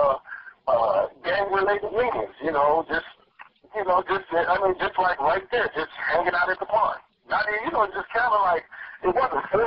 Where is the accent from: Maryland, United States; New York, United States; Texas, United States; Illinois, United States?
Illinois, United States; Chicago; growing up in Chicago on the South Side